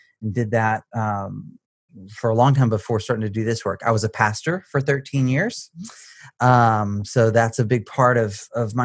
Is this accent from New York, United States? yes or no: no; Baytown, Texas, United States; I was born outside of Texas in Baytown. And so grew up around here